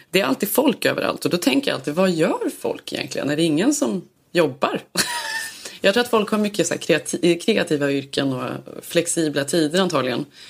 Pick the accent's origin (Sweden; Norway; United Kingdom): Sweden; now in Los Angeles, United States; man söker sig till andra svenskar här